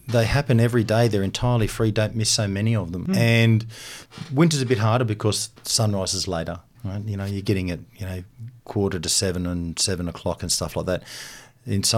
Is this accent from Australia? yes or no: yes; Canberra, Australian Capital Territory, Australia; yes, I am